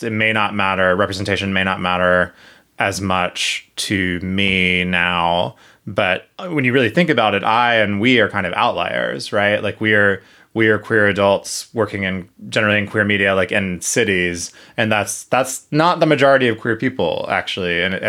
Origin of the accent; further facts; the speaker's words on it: South Carolina, United States; I definitely had no models of what queerness looked like, romantic or just people or otherwise, in my hometown. So running into one of these, in any of these books in the library, would have been fantastic in that regard, even if sort of unlikely in South Carolina.